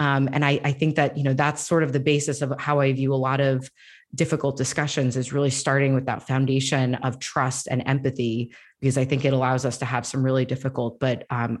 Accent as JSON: {"language": "English", "region": "Florida", "country": "United States", "tie": "born or raised there", "said": "because our community that I grew up in Northeast Florida did not have many, if any, Muslim families."}